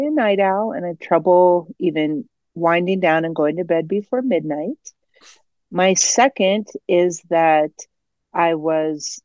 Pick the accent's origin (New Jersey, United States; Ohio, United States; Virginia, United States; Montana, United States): Ohio, United States; now in Colorado, United States; I am originally from Ohio, but I have lived in Colorado for 3 decades